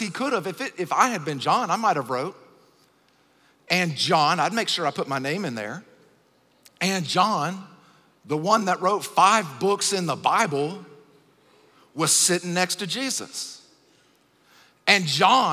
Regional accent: Acworth, Georgia, United States; I'm from Acworth in Kennesaw, Georgia, which is really, really close to Atlanta

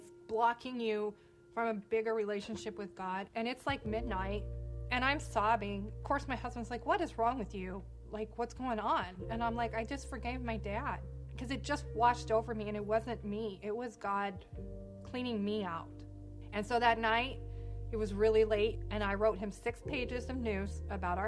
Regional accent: Wichita, Kansas, United States; I was born in Wichita, Kansas. I just grew up with, like, a really normal childhood

